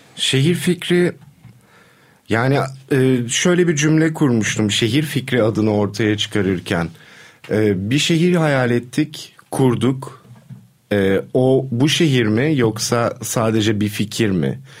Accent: Istanbul, Turkey; burada doğdum, burada büyüdüm ve 20'lerimi burada kaybettim

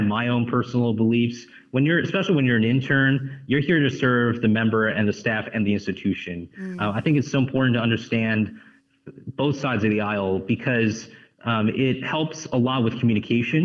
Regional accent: San Francisco Bay Area, California, United States; moved away as an adult; also born or lived in London, United Kingdom / Texas; now in Washington, D.C., United States; I'm originally from California myself, growing up in the San Francisco Bay Area

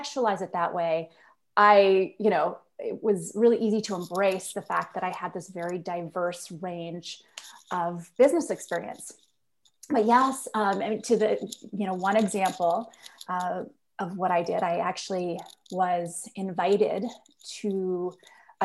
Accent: Nova Scotia, Canada; moved away as an adult; also born or lived in United States / Halifax; I am originally from Nova Scotia. I was born and raised here through high school

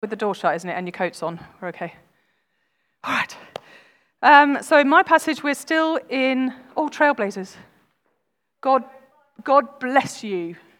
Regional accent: United Kingdom; we are British

